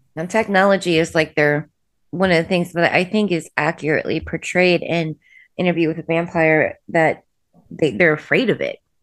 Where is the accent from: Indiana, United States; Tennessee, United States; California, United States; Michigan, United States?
Indiana, United States; I'm from the Midwest.